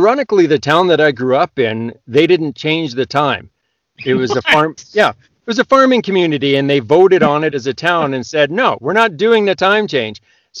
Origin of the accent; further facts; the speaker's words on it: Canada; Probably more than most because I'm Canadian.